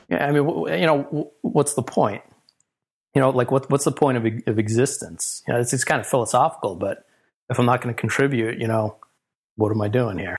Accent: New York, United States; also born or lived in California; now in Philadelphia, United States; I grew up in New York

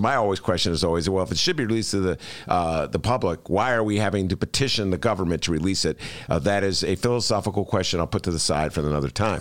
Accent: Chicago, Illinois, United States; my hometown beloved Chicago Bulls

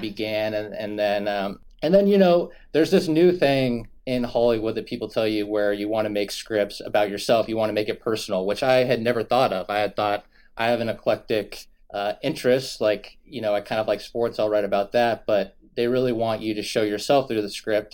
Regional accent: Sherwood, Oregon, United States; I'm from Sherwood, Oregon

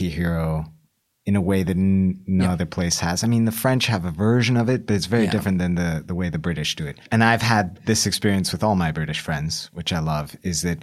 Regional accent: Bolivia; I grew up in Bolivia

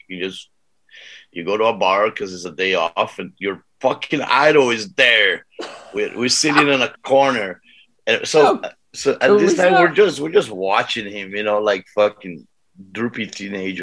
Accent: Brazil; I'm from Brazil.

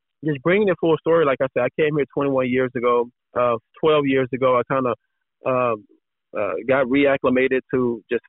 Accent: Dallas, Texas, United States; moved away as an adult; now in California, United States; I was originally from Dallas, Texas

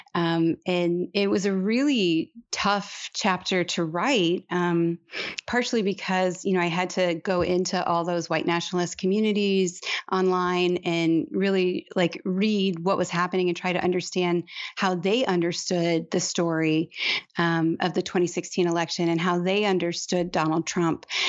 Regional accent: Detroit, Michigan, United States; now in Texas, United States; I'm from Detroit, but my dad is from Malta

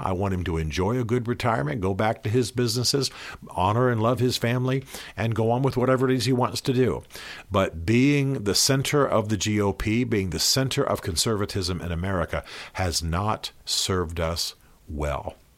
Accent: United States; As an American patriot

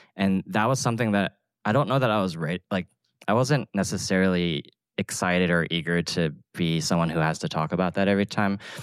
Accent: Atlanta, Georgia, United States; moved away; a kid growing up in Atlanta

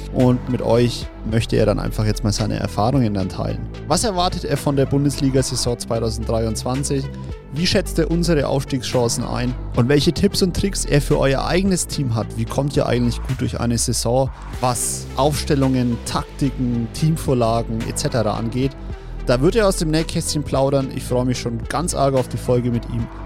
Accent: Bavaria, Germany; bei uns in Bayern

